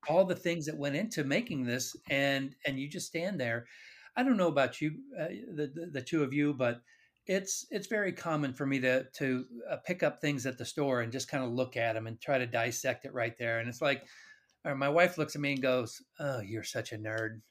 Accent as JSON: {"language": "English", "town": "Kansas City", "country": "United States", "tie": "born or raised there", "also_born_or_lived": "Phoenix, Arizona", "said": "I was born and raised in Kansas City"}